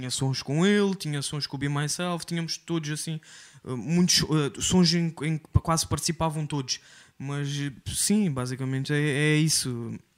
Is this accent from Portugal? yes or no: yes; Quarteira, Algarve, Portugal; Sim, eu cresci, eu cresci em Corteira, yeah. Eu cresci em Quarteira, uh, minha mãe não é, não, é, não é portuguesa, mas eu cresci em Quarteira porque a minha mãe veio para, para Portugal muito cedo e sim, eu cresci num bairro social que é Checul